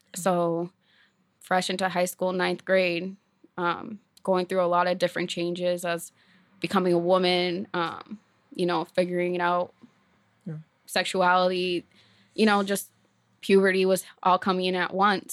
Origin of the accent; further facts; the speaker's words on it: Maine, United States; I was born in Maine, raised in foster care, um, from the time I was fourteen and on